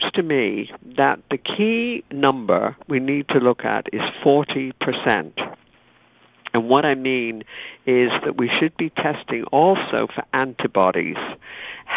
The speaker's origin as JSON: {"language": "English", "country": "United Kingdom", "tie": "born or raised there", "moved": "yes", "said": "I was growing up in Britain"}